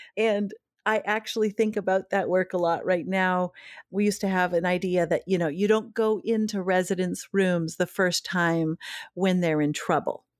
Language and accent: English; Duluth, Minnesota, United States; now in Maine, United States; growing up in Duluth, Minnesota